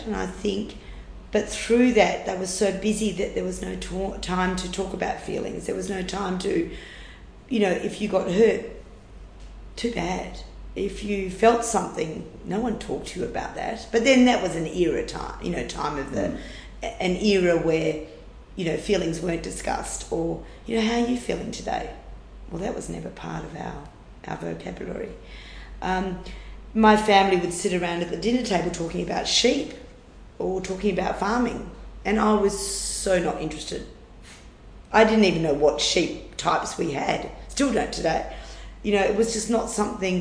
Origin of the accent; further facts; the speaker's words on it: near Carnamah, Western Australia, Australia; the closest town was a place called Carnama, and it was 80 to 90 kilometre round trip for us to go to school